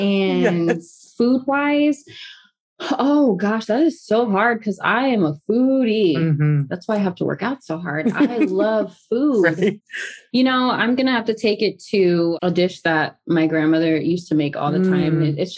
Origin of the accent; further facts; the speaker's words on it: the South, United States; Well, I'm from the South, so drink.